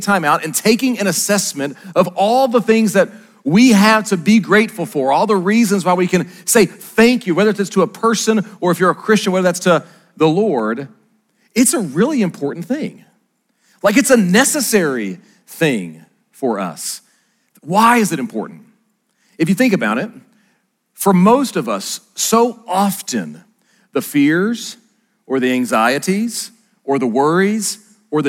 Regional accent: Arkansas, United States

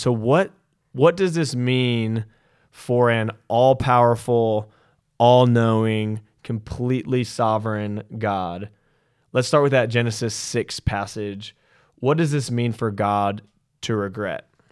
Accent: California, United States; growing up in California

